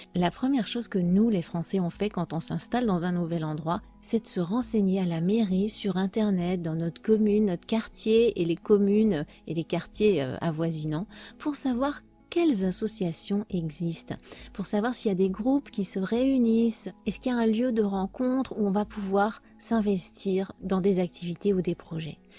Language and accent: French; France; Chez nous en France